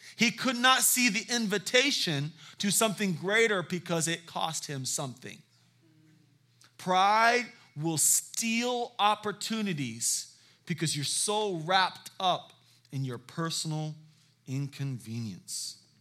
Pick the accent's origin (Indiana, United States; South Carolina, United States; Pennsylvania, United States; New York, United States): South Carolina, United States; Charleston; I am from Charleston, South Carolina.